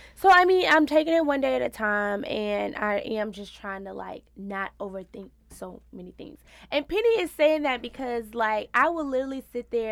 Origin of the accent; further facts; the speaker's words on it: Louisiana, United States; also born or lived in Houston, Texas; now in New York, United States; I'm a Louisiana girl who moved to Houston, Texas. So I'm a Southern Belle